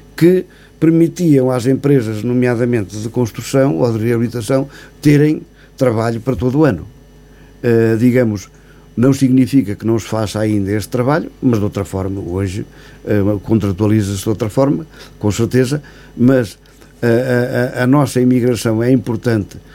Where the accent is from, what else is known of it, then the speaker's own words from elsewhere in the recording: Sabugal, Guarda, Portugal; os 12 anos de presidente junto à freguesia da Rovina, da minha aldeia, portanto, a aldeia onde eu nasci e aldeia, onde vivo, onde resido também.